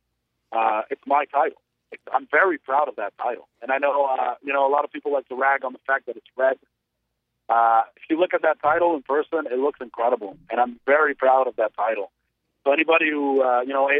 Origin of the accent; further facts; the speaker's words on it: Canada; I was from Canada as well